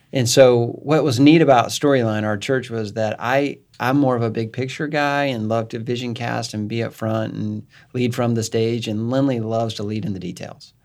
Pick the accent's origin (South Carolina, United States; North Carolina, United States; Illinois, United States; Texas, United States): Illinois, United States; Northern; I came from Northern Illinois